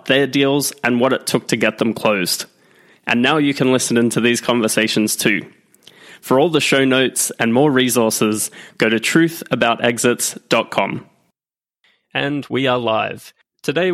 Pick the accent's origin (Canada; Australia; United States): Australia; I'm Australian